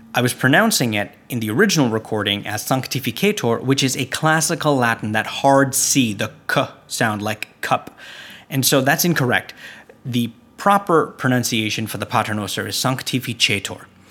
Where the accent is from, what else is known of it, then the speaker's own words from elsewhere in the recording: Canada; I'm from Canada